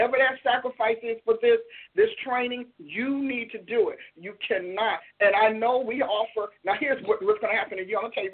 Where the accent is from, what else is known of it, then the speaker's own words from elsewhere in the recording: New Jersey, United States; I'm from Jersey